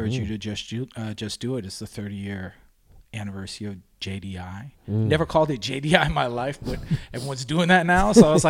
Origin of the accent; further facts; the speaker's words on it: Toronto, Ontario, Canada; I grew up on Roncesvalles, just north of Parkdale, which we're at right now, heavily populated by Polish community.